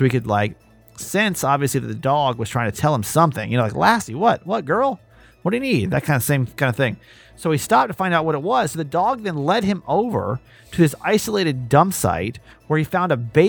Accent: Maryland, United States; a Maryland feel good story today. This is my hometown.

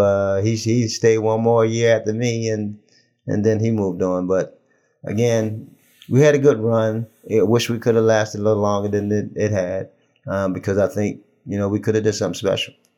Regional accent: Baltimore, Maryland, United States; now in Charlotte, United States; Kim and I go back so far, so far back in terms that we grew up in Baltimore.

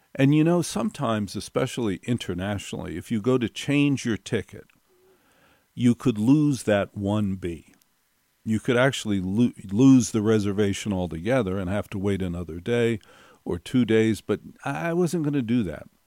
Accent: New Jersey, United States; I grew up in North Jersey

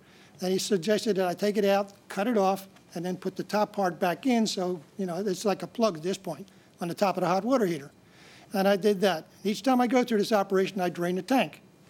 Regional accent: Venice, Florida, United States; I'm from Venice, Florida.

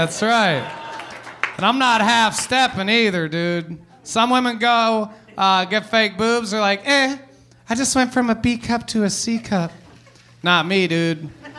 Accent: Philippines; Because their mother is Jewish, and I am Filipino.

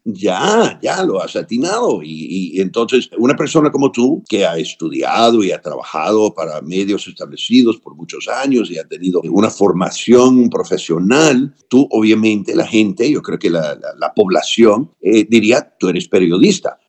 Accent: United States; aquí en mi país

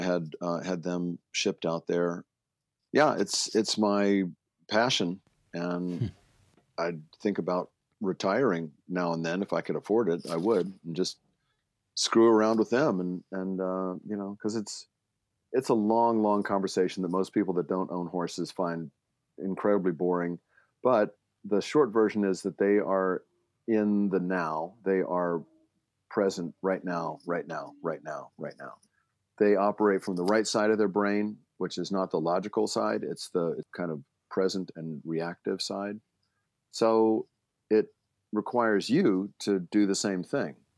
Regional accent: Baltimore, Maryland, United States; moved away; I grew up in Baltimore, which is not horse country

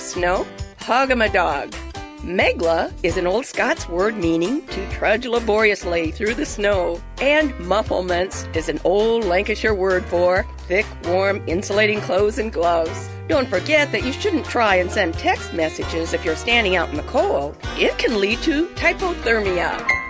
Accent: Wisconsin, United States; growing up in Wisconsin

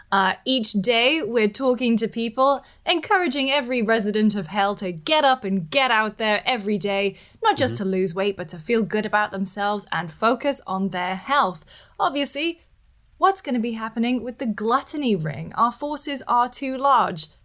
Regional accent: United Kingdom; being British, we uh, we we do have a unique position

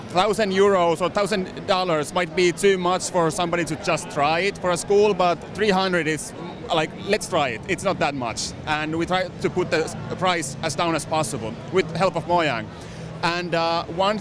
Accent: Finland; I'm from Finland

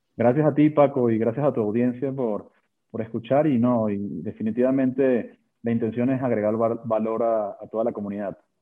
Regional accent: Venezuela; moved away as an adult; now in Mexico; Yo me gradué de ingeniería industrial en, Venezuela, de ahí, de ahí, nací, yo soy venezolano de nacimiento y mexicano de corazón

